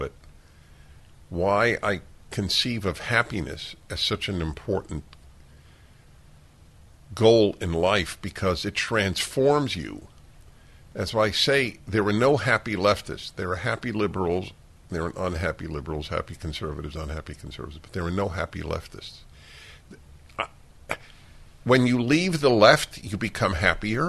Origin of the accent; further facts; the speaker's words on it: United States; to be American today and all of my life until today.